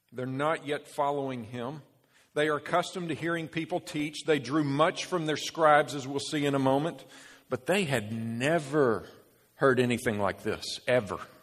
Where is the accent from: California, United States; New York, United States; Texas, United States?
Texas, United States; Dallas; Dallas, Texas, my basically my hometown